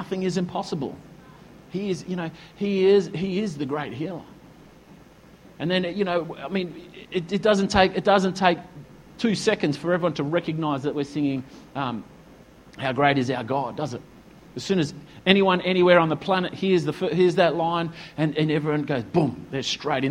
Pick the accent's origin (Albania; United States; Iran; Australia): Australia; When we sing the Australian anthem, I'm stirred as an Australian